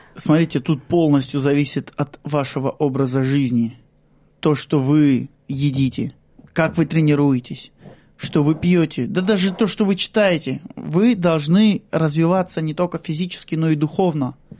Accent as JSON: {"language": "Russian", "town": "Shlisselburg", "region": "Leningrad Oblast", "country": "Russia", "tie": "born or raised there", "moved": "as an adult", "lives_now": "Australia", "said": "Я родом из Шлиссельбурга, это Ленинградская область"}